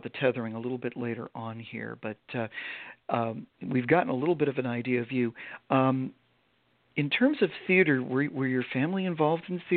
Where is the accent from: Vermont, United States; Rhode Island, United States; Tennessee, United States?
Vermont, United States; I grew up in Vermont